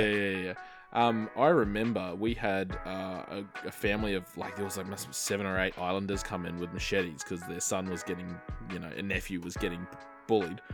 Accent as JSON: {"language": "English", "town": "Marsden", "region": "Queensland", "country": "Australia", "tie": "born or raised there", "said": "I grew up in Marsden"}